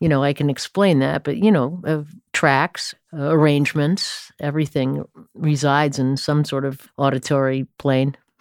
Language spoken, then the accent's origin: English; Stamford, Connecticut, United States; I came of age, uh, musical age, I suppose, in Stamford, Connecticut